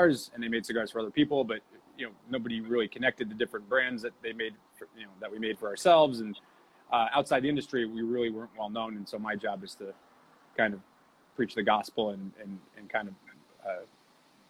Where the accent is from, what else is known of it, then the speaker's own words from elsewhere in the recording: Massachusetts, United States; I grew up in Massachusetts.